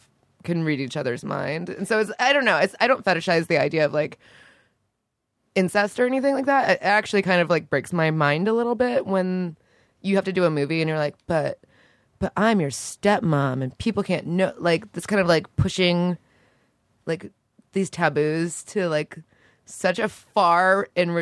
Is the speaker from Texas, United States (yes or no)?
no; Orlando, Florida, United States; It's because I'm from Florida. I think I just have like a. It's like not an accent. It's just like I just talk like a. Like I barely speak English because I was raised in Florida.